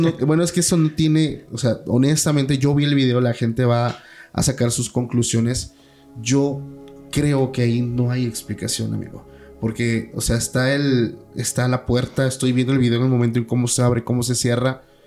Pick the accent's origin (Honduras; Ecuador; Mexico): Mexico; mi ciudad natal.